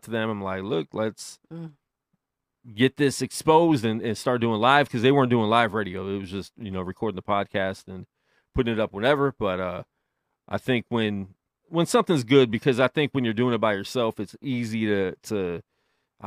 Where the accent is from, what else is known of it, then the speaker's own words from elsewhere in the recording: Las Vegas, Nevada, United States; just growing up in Vegas in general, you know, with the stigma of it being Sin City, I didn't know anything different